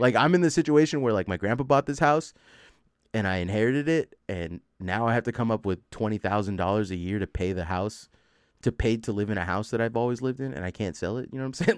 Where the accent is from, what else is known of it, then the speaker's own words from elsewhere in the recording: the Bay Area, California, United States; I'm from the Bay